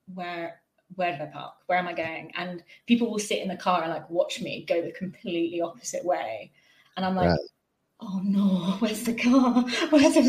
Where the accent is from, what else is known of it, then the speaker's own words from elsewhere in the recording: Devon, South West England, United Kingdom; I'm from Devon. We have cows and more cows and more cows